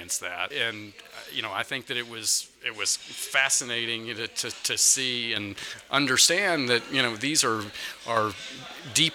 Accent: Dallas-Fort Worth area, Texas, United States; moved away as an adult; now in Washington, D.C., United States; I'm from the Dallas-Fort Worth area

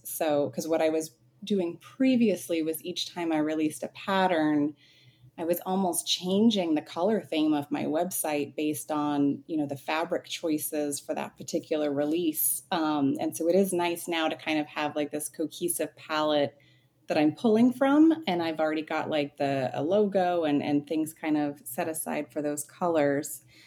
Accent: Phoenix, Arizona, United States; I'm born and raised in Phoenix, Arizona, very much a desert rat

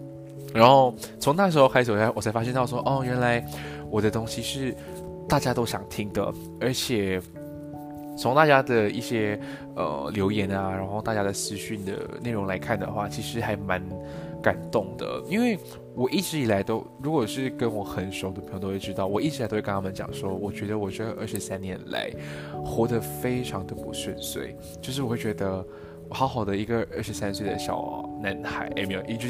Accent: Malaysia; accent: Malaysian; 面我 OK 了之后，我会慢慢慢慢的调整回马来西亚的腔调。所以各位给我一点时间，还是你们不希望我用马来西亚的腔调来跟大家说话呢？

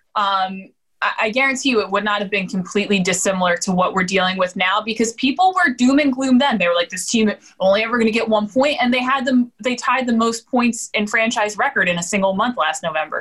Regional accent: New Jersey, United States; I grew up in South Jersey

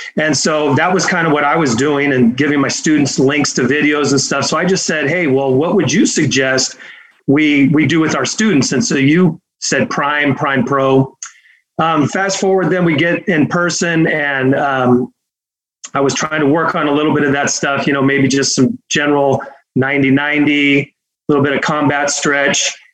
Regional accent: Fremont, California, United States; now in Fresno area, United States; I, I grew up, uh, in, in Fremont, so, uh, I was, I was right up over there

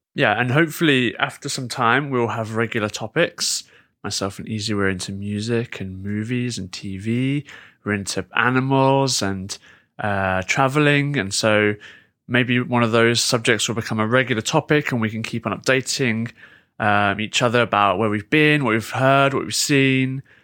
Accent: United Kingdom; am I so pathetic as a Brit

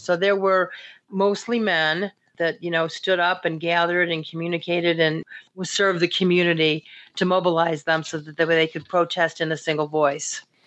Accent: the North, United States; somebody like myself, also growing up in the North

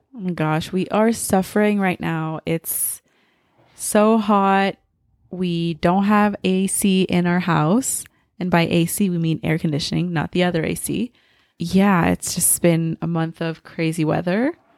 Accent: Montreal, Quebec, Canada; also born or lived in France / Germany / Mississauga; I'm from Montreal, so the East Coast of Canada

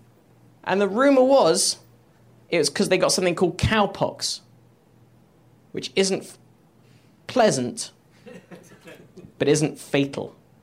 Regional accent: England, United Kingdom; now in United States; I'm English, by the way.

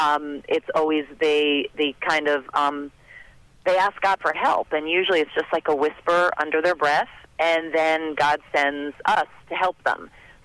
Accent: Hoboken, New Jersey, United States; born there; also born or lived in North Bergen / Florida; Yeah, I was born in Hoboken. I lived in North Bergen, and then we moved down to Florida.

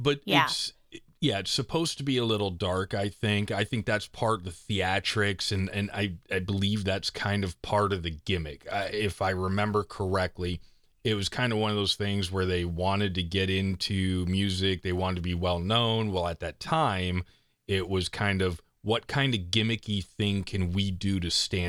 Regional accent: East Coast, United States; moved away; I'm from the East Coast.

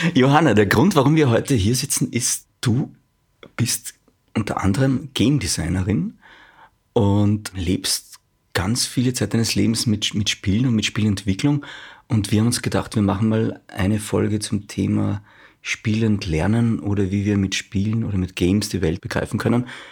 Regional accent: Austria; bei uns in Österreich

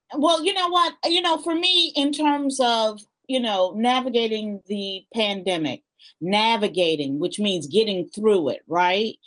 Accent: Chicago, Illinois, United States; I was born in Chicago. I was born on the west side of Chicago

